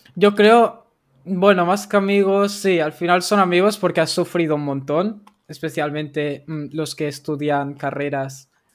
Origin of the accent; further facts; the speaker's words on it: Barcelona, Catalonia, Spain; yo soy de Barcelona